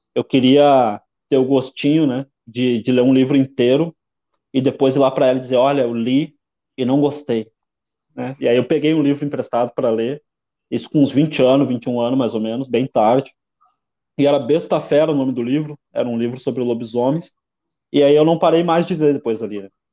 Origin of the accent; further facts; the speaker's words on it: Porto Alegre, Rio Grande do Sul, Brazil; Nasci na Lomba do Pinheiro, extremo leste de Porto Alegre, na divisa com Viamão, no ano de 1987